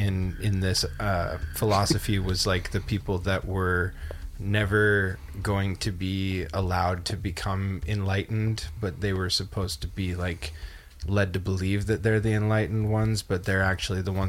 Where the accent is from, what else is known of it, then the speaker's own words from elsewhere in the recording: British Columbia, Canada; now in United States; I was raised in Canada and in British Columbia specifically